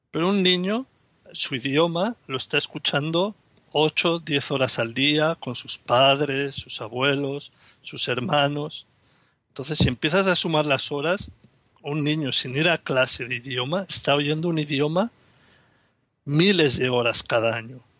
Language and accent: Spanish; Barcelona, Catalonia, Spain; soy de Barcelona y tengo una niña de cuatro años y medio.